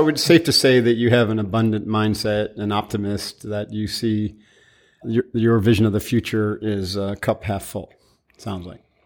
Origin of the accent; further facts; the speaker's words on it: upstate New York, United States; my origin story was upstate New York, family business